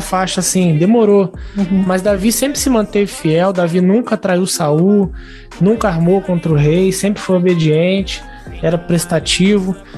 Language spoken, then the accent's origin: Portuguese; Volta Redonda, Rio de Janeiro, Brazil; Eu sou de Volta Redonda, Rio de Janeiro